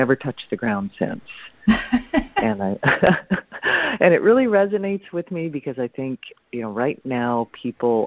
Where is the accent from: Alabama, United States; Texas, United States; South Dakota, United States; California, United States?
South Dakota, United States; Pine Ridge Indian Reservation, Nebraska-South Dakota border, United States; I grew up on the Nebraska-South Dakota border. The Pine Ridge Indian Reservation